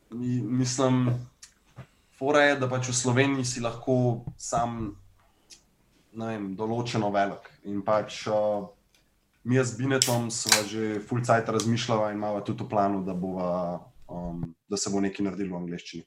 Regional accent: Ljubljana, Central Slovenia, Slovenia; ne vem, če sem kdaj preselil drugam. Uh, ven eh, iz Bežigrada

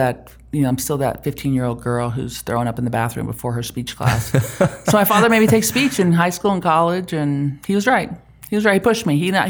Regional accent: Germany; now in Utah, United States; No, I grew up in Germany.

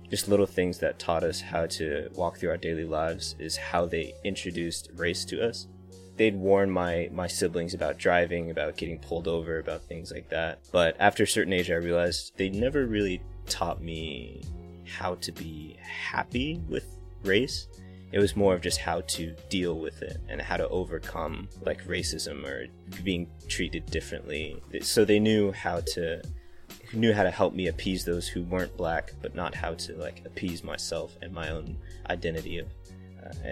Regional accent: Florida, United States; Florida was to me it was a great place to grow up because there's a lot of flat, open land, open trees that you can explore

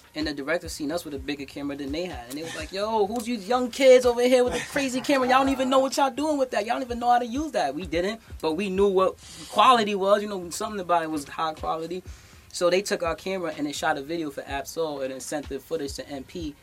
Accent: New York City, New York, United States; I'm from the Bronx. This is where hip hop started, and as a Bronxite

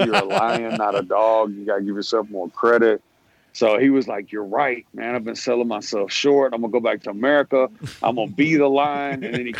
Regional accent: San Diego, California, United States; born there; Yeah, I was born in San Diego. So I was like, well, shit, I'm West Side till I die, you know?

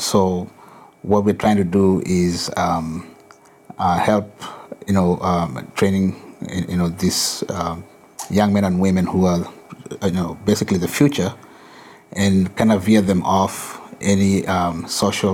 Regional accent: Kenya; moved away as an adult; now in Massachusetts, United States; I'm originally from Kenya, but I've been here for 20 years.

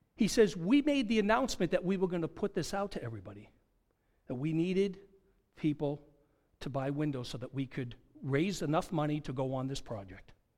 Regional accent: Goffstown, New Hampshire, United States; now in Long Island, United States; When I was in high school, up in Goffstown, New Hampshire

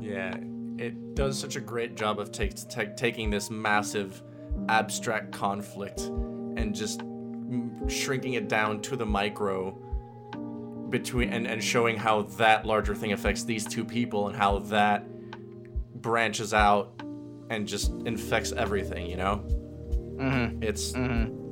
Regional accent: Puerto Rico; I'm from Puerto Rico.

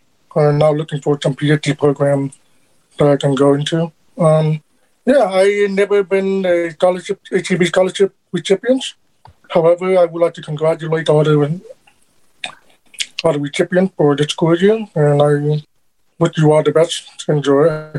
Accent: California, United States; from California.

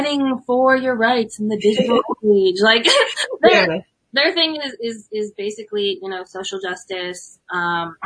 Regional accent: San Diego, California, United States; moved away; I'm from San Ysidro, which is a suburb, if you can call it that, of San Diego.

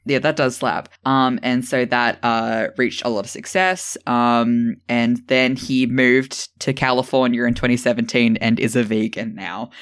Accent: Australia; I'm Australian

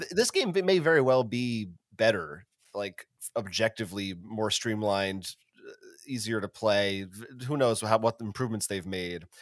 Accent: United States; as an American

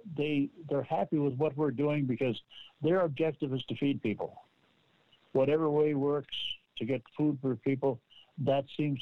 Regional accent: Nova Scotia, Canada; moved away; I came from Nova Scotia, from Cape Breton, and we moved here in 1985.

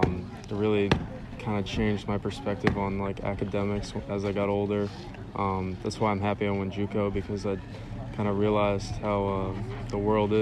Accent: Marstons Mills, Massachusetts, United States; I'm from Marston's Mills.

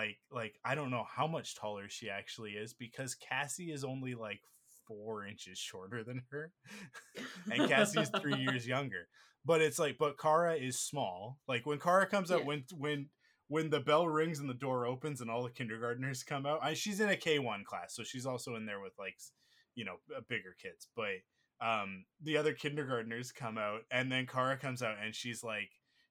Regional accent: Canada; we're Canadian

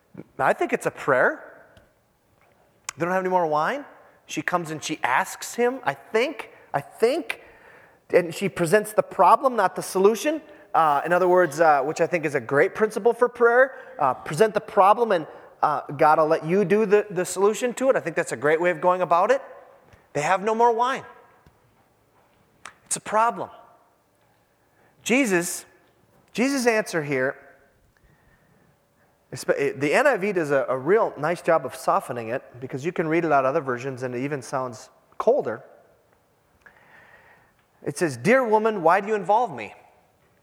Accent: Iron Range, Minnesota, United States; moved away; I'm from the Iron Range

